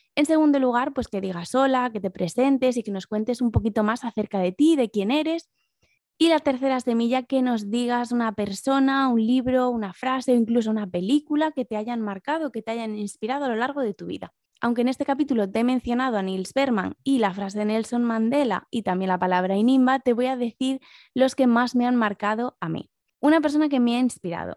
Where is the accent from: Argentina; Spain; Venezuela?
Spain; A Coruña, Galicia; accent: Galician; moved away as an adult; also born or lived in Asturias / London; soy asturiana, pero lo cierto es que viví la mayor parte de mi vida en A Coruña, de ahí mi marcado acento gallego